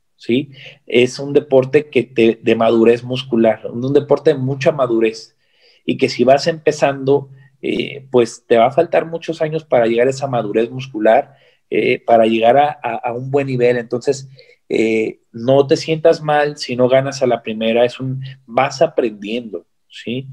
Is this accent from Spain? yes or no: no; Mexico; yo soy su hermano mexicano